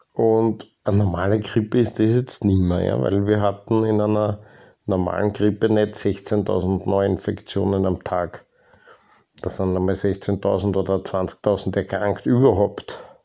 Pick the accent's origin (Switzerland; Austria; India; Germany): Austria; Ich wurde halt einfach in Österreich geboren